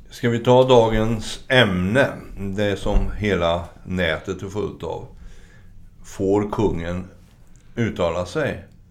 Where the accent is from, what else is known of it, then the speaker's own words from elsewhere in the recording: Sweden; moved away as an adult; also born or lived in Norway; vilket vi fortfarande som svenskar eh, får höra